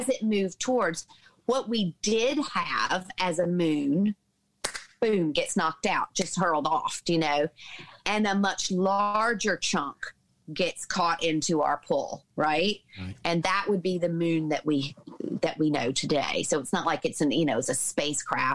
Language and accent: English; the Bible Belt, United States; grew up in the Bible Belt in the States.